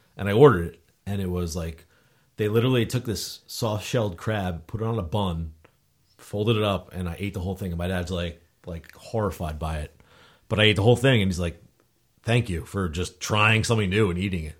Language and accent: English; Wall Township, New Jersey, United States; I grew up in Wall Township